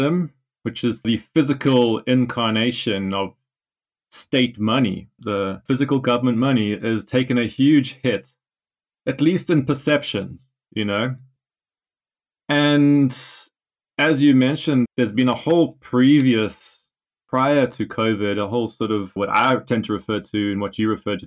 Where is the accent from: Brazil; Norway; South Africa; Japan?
South Africa; now in United Kingdom; I'm actually from South Africa. I'm based in the UK